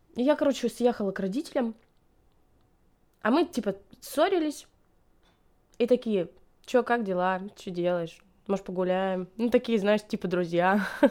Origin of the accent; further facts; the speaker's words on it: Stavropol Krai, Russia; moved away; also born or lived in Saint Petersburg / Bryansk / Moscow; я я из маленького-маленького поселка, численность населения которого 4000. Ну и то даже, когда я родилась, этот поселок был отделен от другого, к которому его присоединили, и там еще меньше людей было, я не знаю, меньше, чем на наши друзья собирают. А, вот, и э, это Ставропольский край